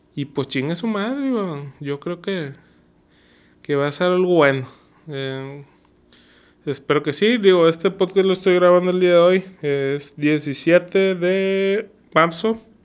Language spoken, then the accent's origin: Spanish; Monterrey, Nuevo León, Mexico; also born or lived in Guadalajara; nuestro clásico regio